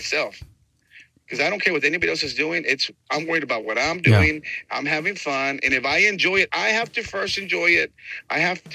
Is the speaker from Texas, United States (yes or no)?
yes; San Antonio, Texas, United States; first language Spanish; English is a second language; I've been here in Texas, you know, since I was born in Texas, born in San Antonio